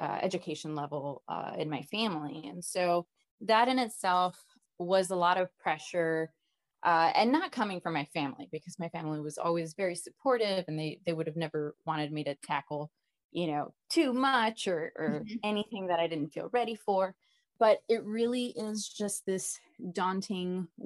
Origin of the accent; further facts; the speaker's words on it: Hialeah, Florida, United States; I am originally from South Florida, from Miami, actually a smaller town called Hialeah. I'm from Hialeah, Florida.